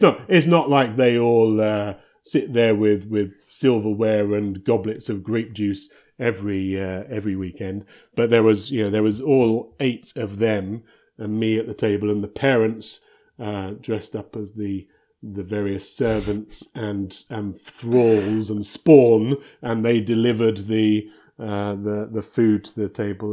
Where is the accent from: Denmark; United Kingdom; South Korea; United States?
United Kingdom; moved away as an adult; now in Victoria, Canada; I'm originally British and we moved out here a, a long time ago to work for Electronic Arts